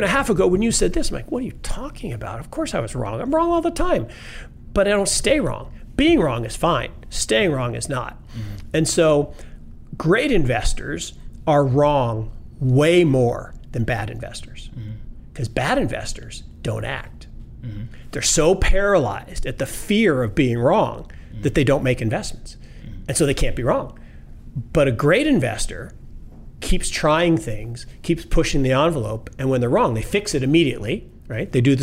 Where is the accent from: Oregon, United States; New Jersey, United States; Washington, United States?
Washington, United States; Seattle; I grew up in Seattle